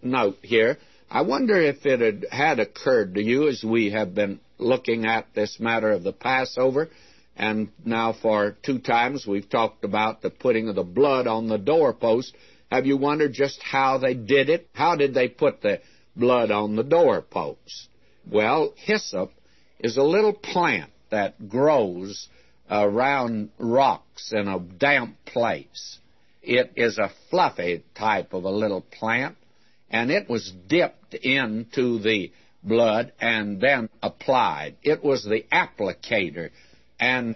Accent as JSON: {"language": "English", "region": "the South", "country": "United States", "tie": "born or raised there", "said": "I was brought up in the South where we had hot biscuits"}